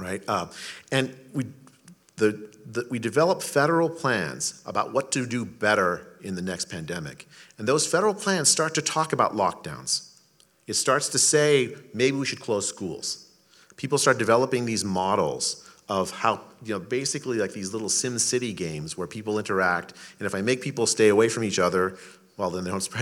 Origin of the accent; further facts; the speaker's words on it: India; now in United States; I was born in India